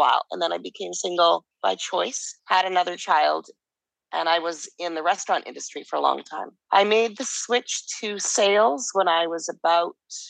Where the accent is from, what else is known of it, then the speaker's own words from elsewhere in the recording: Calgary, Alberta, Canada; moved away as an adult; also born or lived in Vancouver, Canada; now in Mexico; So I grew up in Calgary, Alberta.